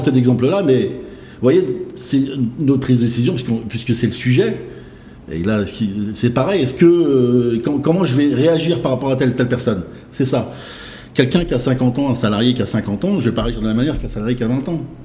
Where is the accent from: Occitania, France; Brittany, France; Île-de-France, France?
Brittany, France; Saint-Brieuc; now in Rennes, France; né à Saint-Brieuc en, le 6 novembre